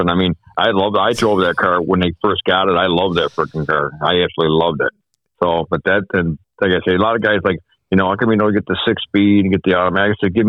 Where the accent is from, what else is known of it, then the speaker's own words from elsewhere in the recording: Newark, New York, United States; Born and raised in Newark.